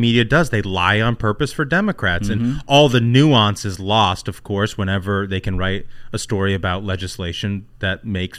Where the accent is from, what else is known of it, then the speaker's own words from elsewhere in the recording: Indianapolis, Indiana, United States; My hometown.